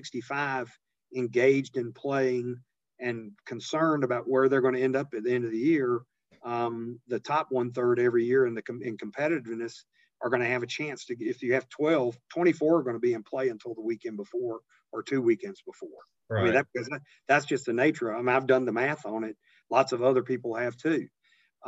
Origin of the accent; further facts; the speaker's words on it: Eastern North Carolina, United States; I grew up very modestly in Eastern North Carolina in a little rural, on the edge of a little rural town